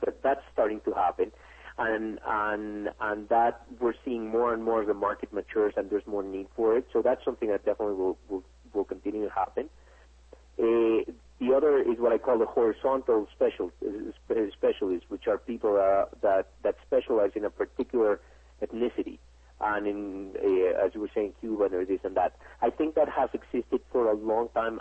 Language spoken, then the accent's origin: English; Mexico; I'm from Mexico myself.